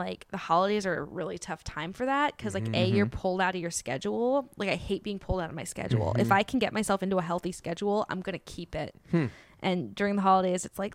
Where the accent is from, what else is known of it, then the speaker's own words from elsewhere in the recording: Bay Area, California, United States; moved away as an adult; also born or lived in New York; now in Los Angeles, United States; I grew up in the Bay Area.